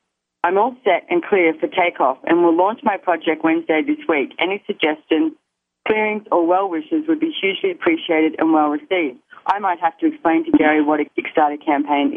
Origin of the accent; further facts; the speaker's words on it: Australia; accent: Aussie; my Aussie accent